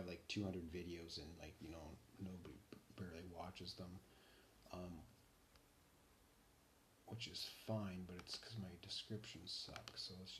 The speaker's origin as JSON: {"language": "English", "country": "Canada", "said": "So I'm Canadian, right? Pretty unique Canadian, to be honest."}